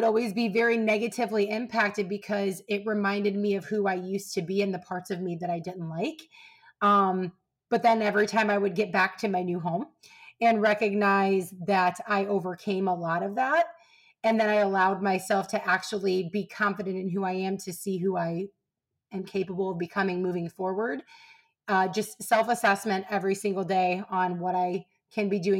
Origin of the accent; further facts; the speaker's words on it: Ohio, United States; I'm from Ohio